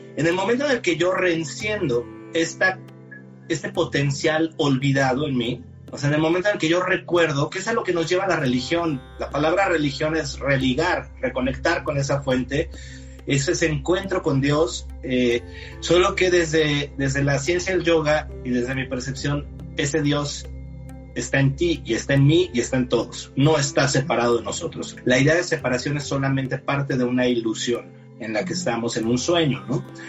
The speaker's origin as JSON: {"language": "Spanish", "country": "Mexico", "said": "Soy mexicano, 45 años de edad"}